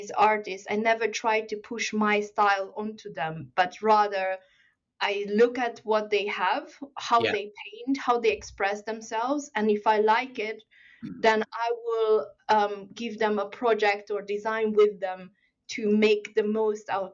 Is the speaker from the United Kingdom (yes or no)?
no; Hungary; moved away; also born or lived in China; I actually grew up in Hungary, but I was born in China